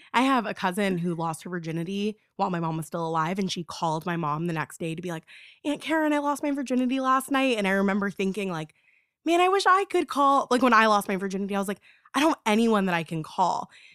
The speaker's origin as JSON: {"language": "English", "region": "Florida", "country": "United States", "said": "I'm from Florida"}